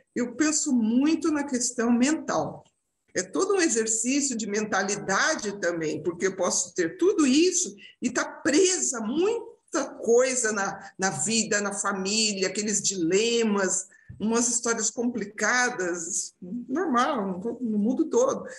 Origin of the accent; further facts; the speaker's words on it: Brazil; moved away as an adult; now in Portugal; somos, somos brasileiros